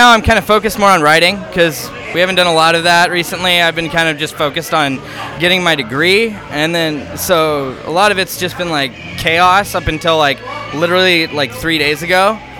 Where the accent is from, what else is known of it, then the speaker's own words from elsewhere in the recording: West Coast, United States; moved away as an adult; Because I'm from the West Coast.